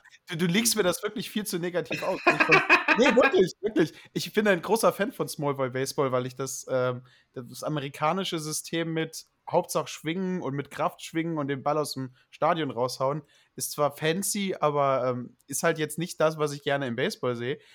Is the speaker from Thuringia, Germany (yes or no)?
no; Saarland, Germany; accent: Saarländisch; ich halte mich halt an, meine saarländisch, an mein saarländisches Erbe